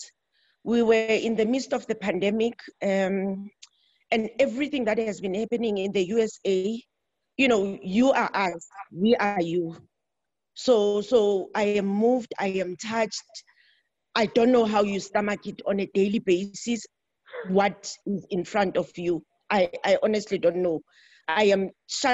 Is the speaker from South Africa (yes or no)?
yes; South Africa; from South Africa